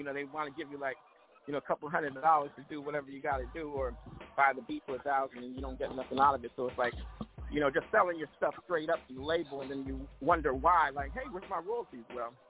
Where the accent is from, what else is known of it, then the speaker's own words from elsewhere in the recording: Oakland, California, United States; also born or lived in Detroit / Los Angeles; Shout out to Detroit because I used to live in Detroit, but I'm originally from the Yay area. You know, from Oakland